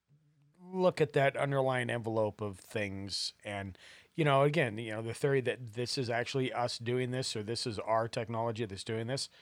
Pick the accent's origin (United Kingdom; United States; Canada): United States; Montana; growing up in Montana